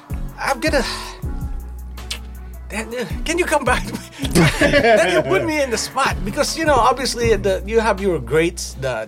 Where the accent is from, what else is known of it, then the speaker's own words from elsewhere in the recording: Philippines; I'm Filipino